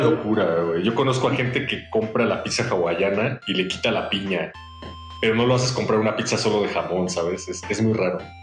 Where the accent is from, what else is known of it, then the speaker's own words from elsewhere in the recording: Mexico; como mexicanos